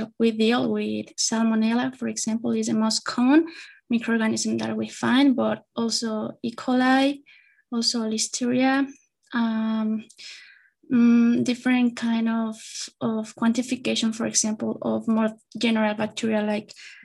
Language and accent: English; Querétaro, Mexico; I'm from Querétaro.